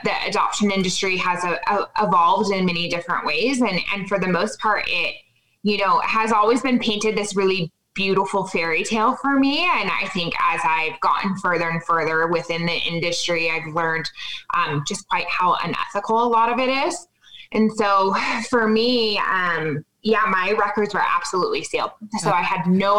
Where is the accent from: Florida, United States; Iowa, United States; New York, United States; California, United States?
California, United States; Southern; now in Colorado, United States; I grew up in Southern California.